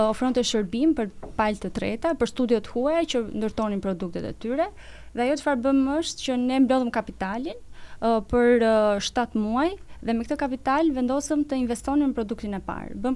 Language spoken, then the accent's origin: Albanian; Pogradec, Korçë County, Albania; un jam nga Pogradeci edhe normalisht Pogradeci është një qytet që është i qetë, uh, ka njerëz uh, shumë të butë